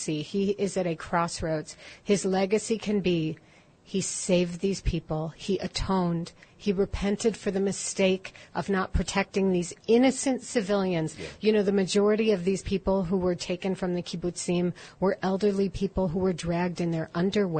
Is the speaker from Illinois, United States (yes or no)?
yes; Chicago, Illinois, United States; moved away; I grew up in Chicago